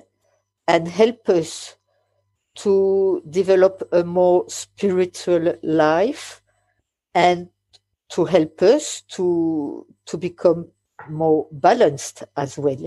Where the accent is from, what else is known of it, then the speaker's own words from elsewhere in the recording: France; English is a second language; English is not my mother language. I am French